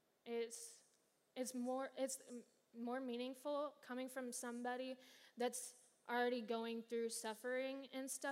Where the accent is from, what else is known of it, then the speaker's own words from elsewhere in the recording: Kansas City, United States; moved away; back where I'm from Kansas City